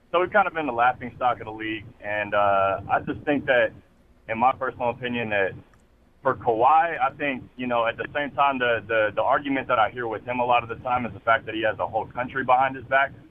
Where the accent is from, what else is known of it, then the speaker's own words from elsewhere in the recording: California, United States; now in Atlanta, United States; I'm from California, born and raised.